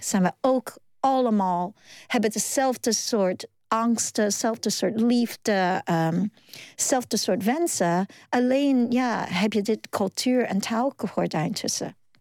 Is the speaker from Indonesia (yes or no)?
no; New York, United States; Dutch is a second language; moved away as an adult; also born or lived in Hong Kong; now in Netherlands; ik ben in Hongkong geboren. En eh, ik ben in Amerika opgegroeid en natuurlijk ook nu in Nederland